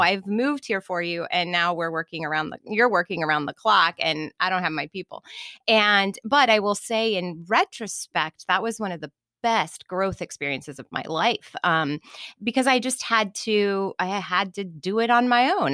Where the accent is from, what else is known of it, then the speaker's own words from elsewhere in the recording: Kansas City, Missouri, United States; I grew up in Kansas City